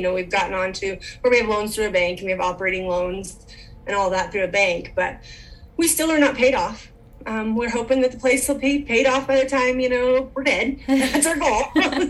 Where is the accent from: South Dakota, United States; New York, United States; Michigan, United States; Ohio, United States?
South Dakota, United States; Western; I am from Western South Dakota. We like to call it God's country out here. Gorgeous views, open country, more cows than people, kind of the way we like it. I grew up ranching.